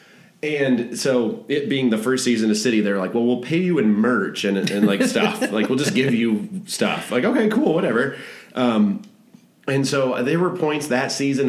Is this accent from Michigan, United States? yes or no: yes; Traverse City, Michigan, United States; also born or lived in Detroit area, Michigan; now in Detroit, United States; I grew up in Michigan. I grew up in Traverse City, been in the Detroit area for 10 or 12 years